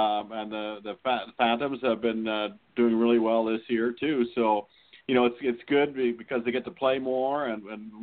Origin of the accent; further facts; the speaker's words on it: Saskatchewan, Canada; moved away; Brad McCrimmon and I grew up together in Saskatchewan